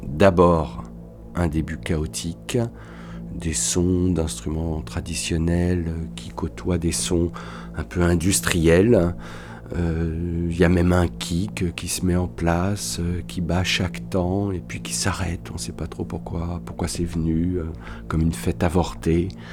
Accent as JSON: {"language": "French", "town": "Paris", "region": "Île-de-France", "country": "France", "moved": "as an adult", "lives_now": "Toulouse, France", "said": "J'habite Toulouse depuis une vingtaine d'années. Je suis parisien d'origine."}